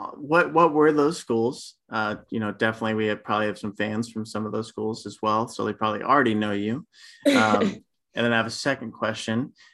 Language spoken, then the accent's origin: English; Houston, Texas, United States; also born or lived in Manhattan, New York; now in New York, United States; I was born and raised in Houston, Texas.